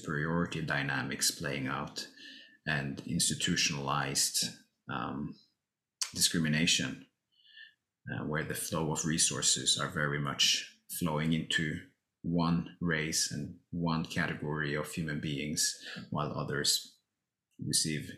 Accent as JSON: {"language": "English", "country": "Norway", "tie": "born or raised there", "said": "I grew up in Norway, some 30, 40 minutes outside of Oslo."}